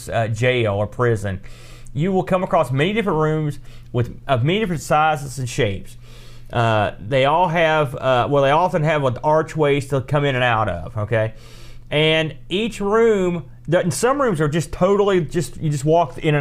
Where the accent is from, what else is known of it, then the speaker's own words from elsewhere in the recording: United States; I'm American